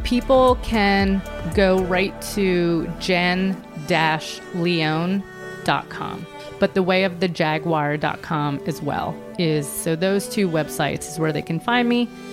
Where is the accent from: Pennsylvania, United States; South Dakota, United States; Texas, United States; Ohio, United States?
Pennsylvania, United States; Philadelphia; Philadelphia, which is where I'm from